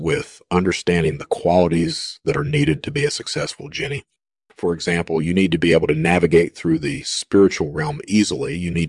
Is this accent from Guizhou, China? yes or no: no; Ningbo, Zhejiang, China; Well, I grew up in Ningpo, China, and I was always fascinated by the supernatural.